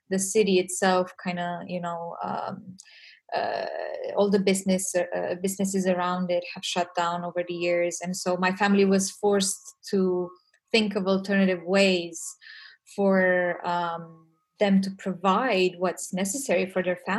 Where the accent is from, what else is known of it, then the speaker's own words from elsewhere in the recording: Romania; English is a second language; values, family, which is something um, I was raised with in Romania